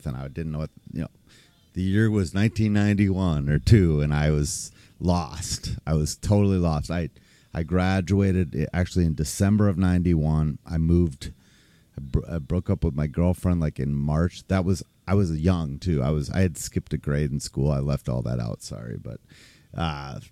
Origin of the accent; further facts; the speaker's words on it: St. Louis Park, Minnesota, United States; also born or lived in Austin; I grew up in St. Louis Park